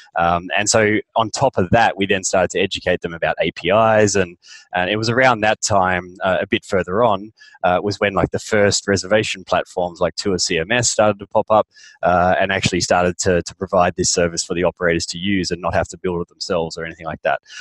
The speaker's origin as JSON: {"language": "English", "country": "Australia", "also_born_or_lived": "London", "moved": "as an adult", "said": "I'm an Aussie"}